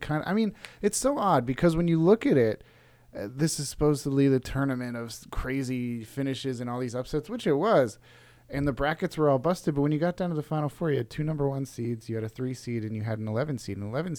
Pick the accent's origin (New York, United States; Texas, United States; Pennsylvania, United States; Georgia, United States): Pennsylvania, United States; moved away; A good year for my home state, Pennsylvania.